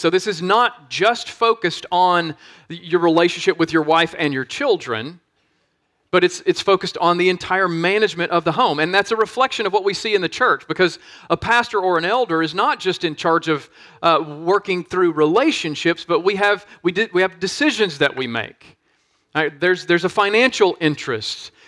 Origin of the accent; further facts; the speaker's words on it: Monroe, Louisiana, United States; my hometown of Monroe, Louisiana